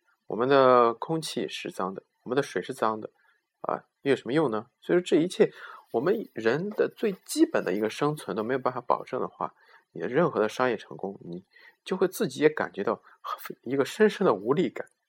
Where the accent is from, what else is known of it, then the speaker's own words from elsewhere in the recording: China; 因为我们中国的这个地面上总是有一层，你我没有办法知道从哪里来的灰尘